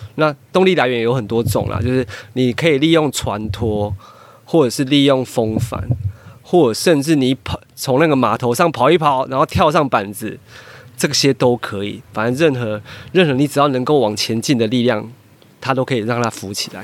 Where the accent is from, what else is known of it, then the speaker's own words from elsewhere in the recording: Taiwan; 对我们台湾人来说